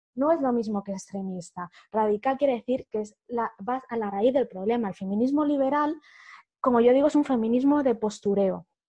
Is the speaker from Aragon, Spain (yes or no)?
no; Humanes de Madrid, Community of Madrid, Spain; soy de Madrid eh, he vivido toda la vida en un pueblo muy chiquitito del sur de Madrid que se llama Humanes